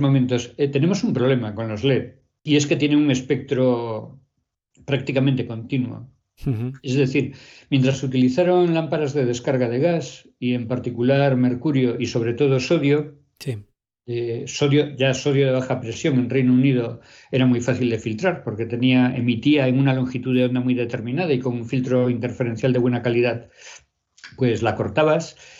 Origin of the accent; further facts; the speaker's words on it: Pontevedra, Galicia, Spain; Yo cuando era pequeña en Pontevedra